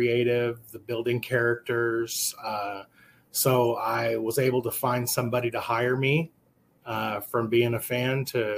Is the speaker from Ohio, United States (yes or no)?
no; Amarillo, Texas, United States; I've lived in Texas my entire life. I'm born and raised in Amarillo, Texas